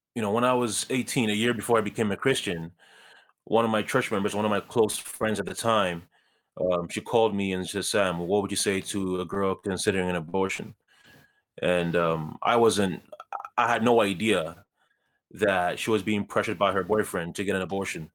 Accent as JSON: {"language": "English", "country": "Ghana", "tie": "born or raised there", "moved": "yes", "lives_now": "Canada", "said": "I was born in Ghana, um, as you said. I was born to, um, a single mother in, in Ghana."}